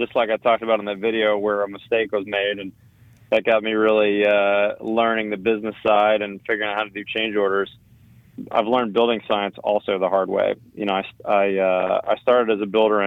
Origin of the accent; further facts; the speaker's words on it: Northeast, United States; moved away as an adult; also born or lived in Washington, D.C. / Portland, Oregon; now in Austin, United States; Should we go back east where I was from? I grew up in the Northeast.